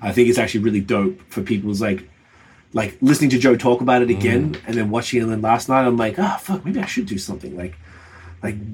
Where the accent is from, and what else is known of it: Melbourne, Victoria, Australia